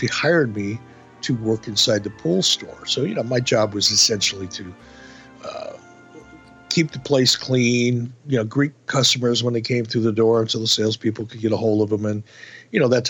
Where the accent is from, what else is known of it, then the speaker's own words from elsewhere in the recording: Detroit, Michigan, United States; moved away; When I was a kid growing up in Detroit